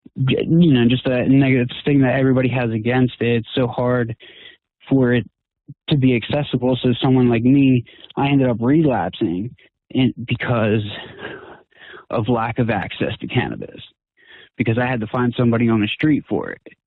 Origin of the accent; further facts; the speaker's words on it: New Jersey, United States; moved away as an adult; now in Pittsburgh, United States; I'm originally from South Jersey, and so I had to move from there